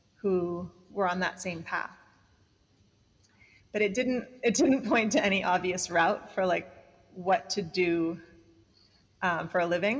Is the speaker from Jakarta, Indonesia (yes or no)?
no; Bali, Indonesia; I grew up in Bali